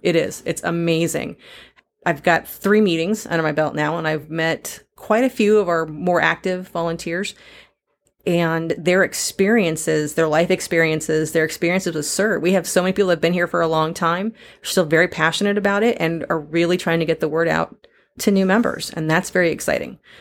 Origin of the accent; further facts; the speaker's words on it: San Diego, California, United States; now in Missouri, United States; Growing up in San Diego